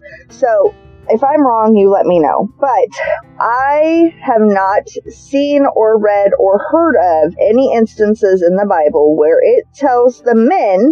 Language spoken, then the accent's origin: English; United States; as an American